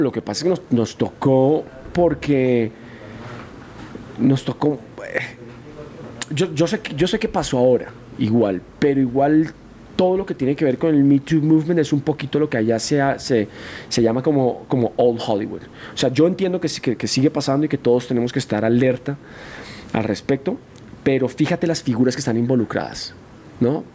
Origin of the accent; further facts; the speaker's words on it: Colombia; moved away; estaba en mi país, con mis amigos